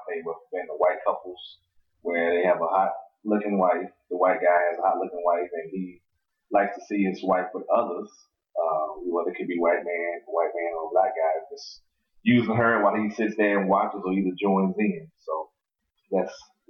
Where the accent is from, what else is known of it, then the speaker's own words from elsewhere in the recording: North Carolina, United States; now in Charleston, United States; I'm originally from North Carolina. Currently reside in Charleston, South Carolina.